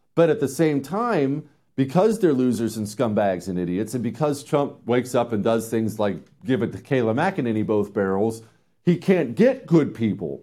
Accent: Montana, United States; I grew up in Montana

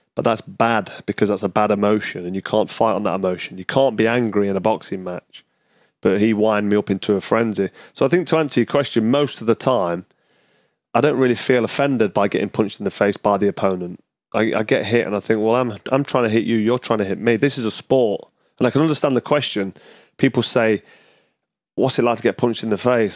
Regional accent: Nottingham, East Midlands, United Kingdom; back to Nottingham, my hometown

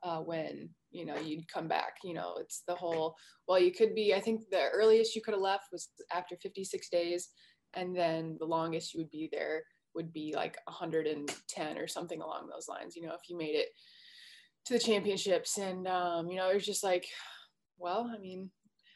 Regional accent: Alaska, United States; moved away as an adult; now in Colorado, United States; born and raised in Alaska

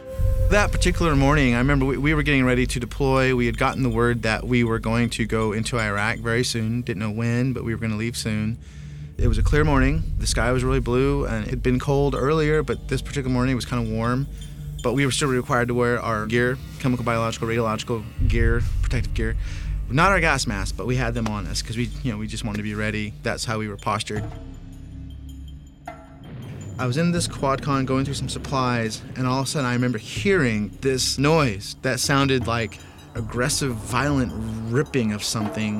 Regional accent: Idaho Falls, Idaho, United States; I'm originally from Idaho Falls, Idaho

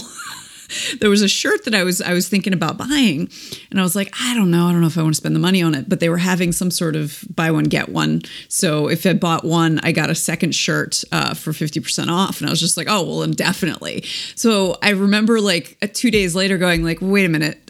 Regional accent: East Coast, United States; moved away as an adult; now in Midwest, United States; we were already uh, living in the Midwest, and we're both from the East Coast originally

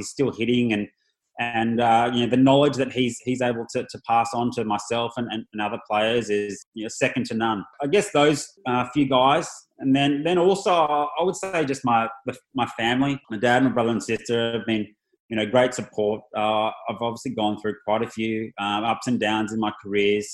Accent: Australia; being an Aussie

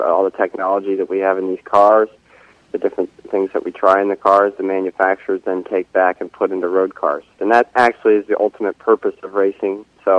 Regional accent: United States; I'm an American driver, patriotic as can be

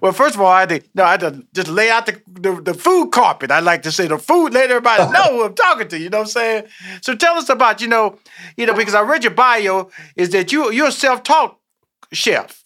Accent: Houston, Texas, United States; now in Atlanta, United States; I'm born in Houston, Texas.

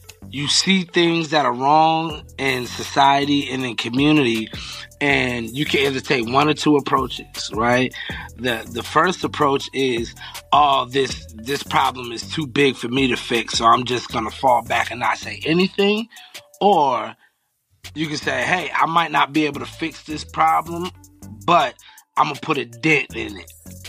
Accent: Philadelphia, Pennsylvania, United States; also born or lived in Long Island, New York; Moved to Philly when I was young, yeah.

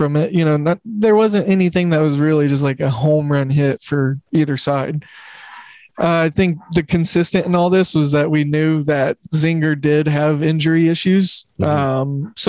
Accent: Oklahoma City, Oklahoma, United States; And I grew up in Oklahoma City where we didn't have a professional team

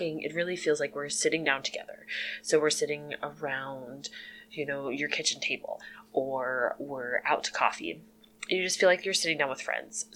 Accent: Illinois, United States; moved away as an adult; now in Jamestown, United States; I'm originally from Illinois, but moved here with my husband

